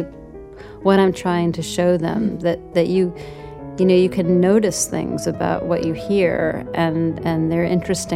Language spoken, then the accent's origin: English; New York, United States; I grew up in New York